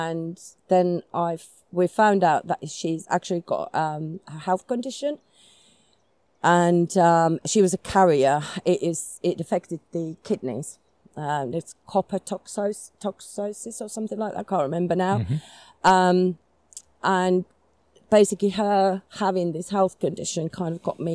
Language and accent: English; Finland; moved away as an adult; now in United Kingdom; I was born in Finland many, many years ago. And I moved to UK when I was 27 years old